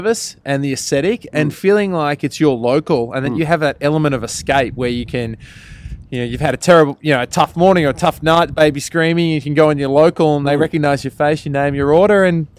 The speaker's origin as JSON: {"language": "English", "country": "Australia", "said": "Yeah, that's all right. We're unashamedly Australian."}